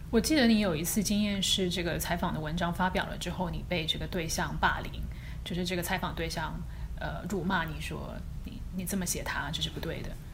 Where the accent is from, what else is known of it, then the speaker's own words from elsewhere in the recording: China; moved away as an adult; now in United States; 主要是美国人组成的新闻编辑部里面，可能就只有我们一个中国人